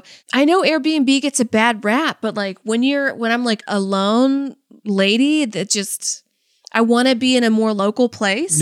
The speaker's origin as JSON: {"language": "English", "region": "California", "country": "United States", "said": "I'm from California"}